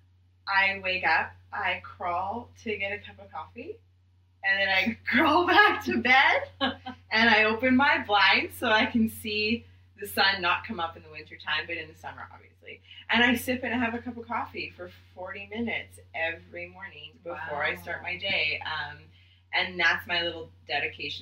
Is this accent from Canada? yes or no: yes; Winnipeg, Manitoba, Canada; also born or lived in South Africa; I am from Winnipeg, Manitoba, so smack dab in the middle of Canada